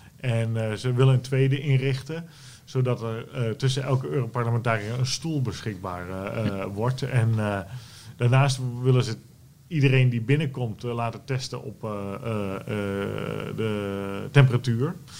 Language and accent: Dutch; Netherlands; wij als Nederlanders